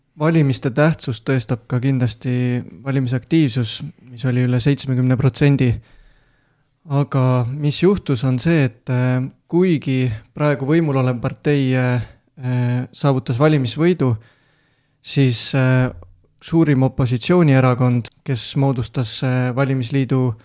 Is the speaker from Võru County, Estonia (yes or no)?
yes; Võru, Võru County, Estonia; pärit olen Võrust